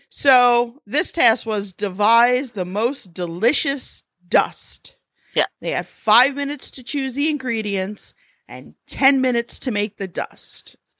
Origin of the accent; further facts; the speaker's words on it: United States; I'm American